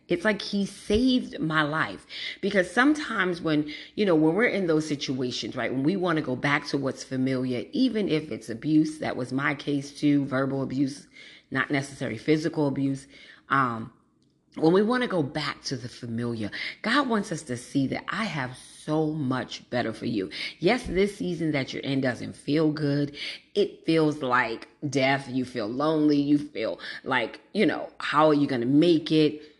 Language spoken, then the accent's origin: English; New York City, New York, United States; moved away as an adult; also born or lived in East Orange, New Jersey; I grew up in Brooklyn